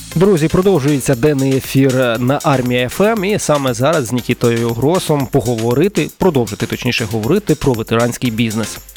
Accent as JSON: {"language": "Ukrainian", "town": "Oleksandriia", "region": "Kirovohrad Oblast", "country": "Ukraine", "said": "Я з Олександрії, там недалеко"}